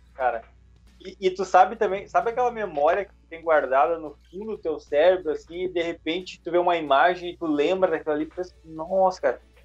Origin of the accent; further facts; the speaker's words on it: Brazil; first language Portuguese; also born or lived in Canada; eu sou brasileiro, tenho um sotaque bem forte